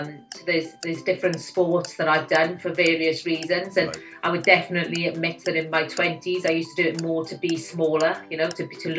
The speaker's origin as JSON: {"language": "English", "town": "Abercynon", "region": "Wales", "country": "United Kingdom", "tie": "born or raised there", "also_born_or_lived": "London", "accent": "Welsh", "moved": "as an adult", "lives_now": "Winchester, United Kingdom", "said": "I know when I go back to Abercynon, they think I sound slightly posh"}